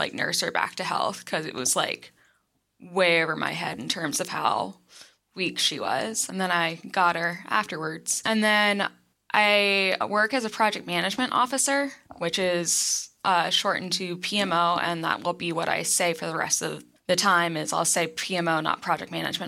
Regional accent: Winston-Salem, North Carolina, United States; now in Research Triangle area, North Carolina, United States; So I'm from North Carolina. I'm from, well, I would say more it's the suburbs of a city called Winston-Salem, but it's so far out in the country that you got fields and tobacco

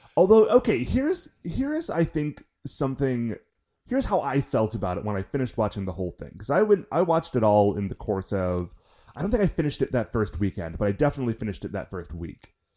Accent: Cleveland, Ohio, United States; we're from Cleveland

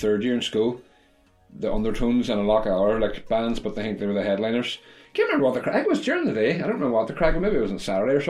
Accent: Derry, Northern Ireland, United Kingdom; I'm from Derry

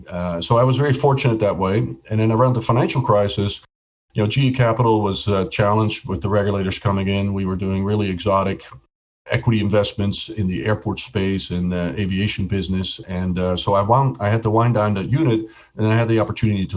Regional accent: Netherlands; moved away as an adult; also born or lived in Atlanta; I was born and raised in Holland. I left when I was 21

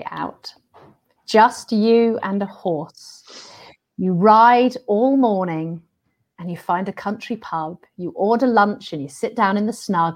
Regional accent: London, United Kingdom; I'm from London

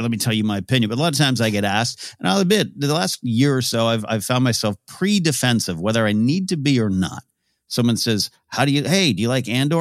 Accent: Arroyo Grande, California, United States; moved away; Traveled to my hometown, um, uh, Royal Grande, California

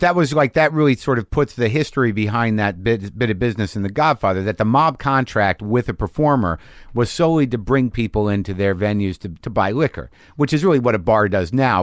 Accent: New Mexico, United States; we grew up in New Mexico

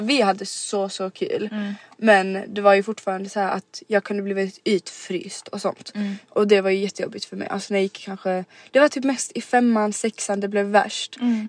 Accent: Rydebäck, Skåne, Sweden; also born or lived in Helsingborg; Så det började då i Rydebäck mm. där vi växte upp

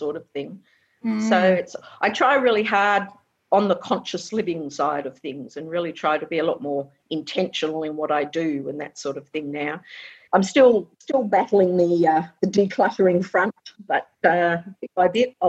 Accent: Perth, Western Australia, Australia; also born or lived in England / Chidlow, Western Australia; now in Ballybally, Australia; I was born in England originally and came to Australia when I was 3, but we've always lived in Perth, around Perth and that sort of thing.

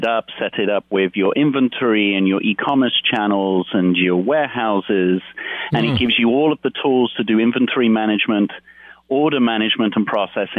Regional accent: United Kingdom; moved away; part being British

